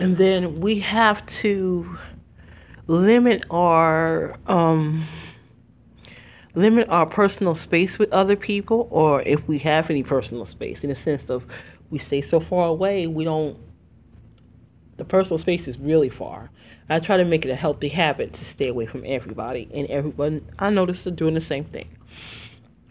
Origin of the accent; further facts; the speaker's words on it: Detroit, Michigan, United States; moved away; also born or lived in Philadelphia, Pennsylvania; I'm originally from Detroit, Michigan, but I have not lived there in 20 years